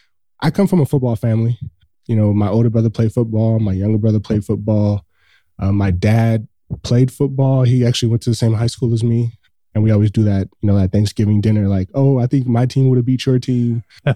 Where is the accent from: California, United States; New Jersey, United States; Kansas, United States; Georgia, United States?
California, United States; Los Angeles; So I grew up in South Central Los Angeles. So if anybody's listening to this has been in Los Angeles, I grew up pretty much down the street where they filmed Boys in the Hood. It's 2 blocks away from my home.